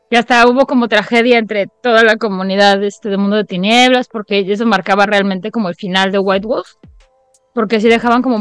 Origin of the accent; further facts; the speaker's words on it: Mexico; como la mexicana que soy